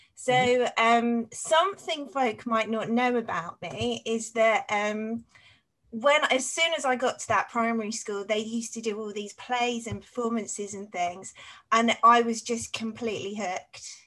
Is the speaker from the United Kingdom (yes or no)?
yes; Cambridge, East of England, United Kingdom; also born or lived in Saffron Walden / Stapleford; I was actually born in Cambridge in East Anglia, so it's in the east of England